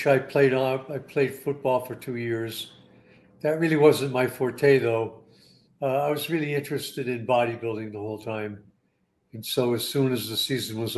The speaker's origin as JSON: {"language": "English", "town": "Kingston", "region": "Pennsylvania", "country": "United States", "tie": "born or raised there", "also_born_or_lived": "New Jersey / Florida / Southern California", "moved": "as an adult", "said": "I was born in Kingston, Pennsylvania. And, I went to school back there."}